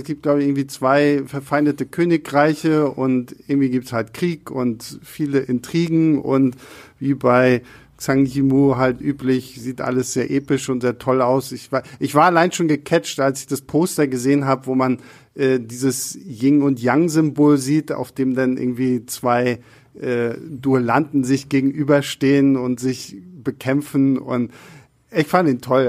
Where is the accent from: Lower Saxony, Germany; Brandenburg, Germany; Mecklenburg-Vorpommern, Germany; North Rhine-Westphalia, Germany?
Mecklenburg-Vorpommern, Germany; Rostock; first language German; now in Berlin, Germany; ich war zu dem Zeitpunkt gerade bei meinen Eltern zu Hause und in Rostock